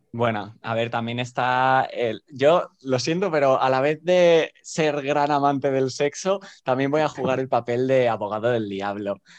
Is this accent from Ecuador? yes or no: no; Barcelona, Catalonia, Spain; moved away as an adult; now in Madrid, Spain; Soy originalmente de Barcelona, pero ahora estoy viviendo en Madrid por razones de formación y de búsqueda de empleo